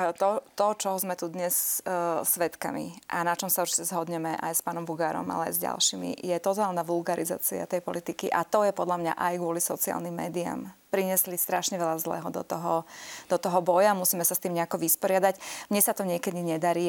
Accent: Slovakia; vyrastala som vlastne na Slovensku

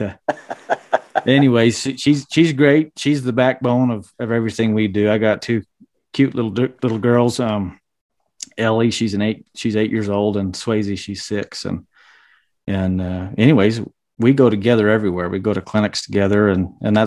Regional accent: Fountain Green, Utah, United States; I'm from Utah, the central part of Utah

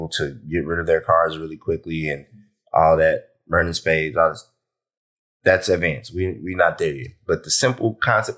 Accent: Columbus, Georgia, United States; I'm from Georgia. If you know me, from Columbus, Georgia, not from Atlanta

